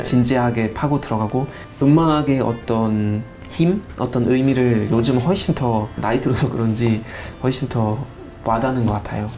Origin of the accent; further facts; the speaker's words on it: North Rhine-Westphalia, Germany; Korean is a second language; moved away as an adult; now in South Korea; 저는 노트라인 베스트 파는 사람입니다라고 하는 것보다 아, 전 독일 사람이에요